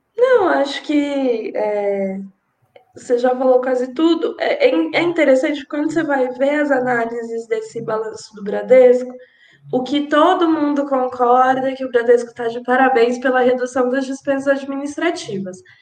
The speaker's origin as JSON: {"language": "Portuguese", "region": "São Paulo", "country": "Brazil", "said": "eu não sou nem carioca, nem fluminense, é, sou aqui de São Paulo"}